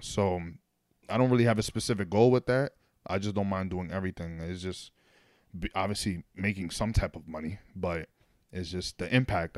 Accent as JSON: {"language": "English", "town": "New York City", "region": "New York", "country": "United States", "tie": "born or raised there", "also_born_or_lived": "Manhattan", "said": "I was born in Manhattan, but then I but I grew up in the Bronx."}